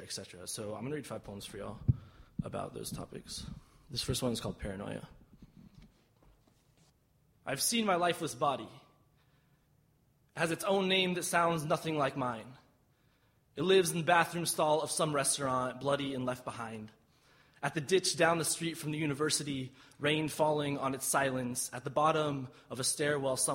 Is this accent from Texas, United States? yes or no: yes; Austin, Texas, United States; I'm from Austin, Texas.